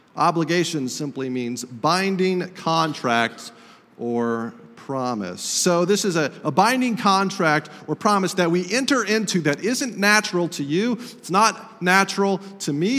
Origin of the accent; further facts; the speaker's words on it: Estes Park, Colorado, United States; moved away; I visited my hometown of Estes Park, Colorado